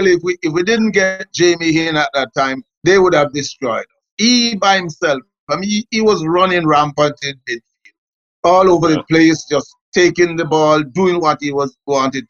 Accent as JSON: {"language": "English", "region": "Kingston", "country": "Jamaica", "tie": "born or raised there", "said": "a lot of youngsters who I grew up with in Trenchtown"}